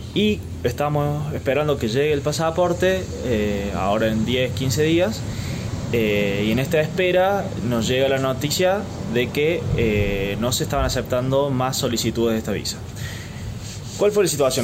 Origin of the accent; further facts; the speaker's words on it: Argentina; nosotros como argentinos